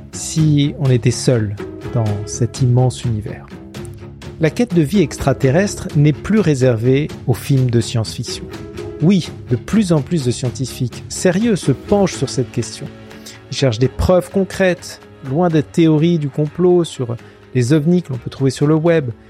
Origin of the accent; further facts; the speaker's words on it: Israel; moved away as an adult; also born or lived in Princeton; j'ai grandi en Israël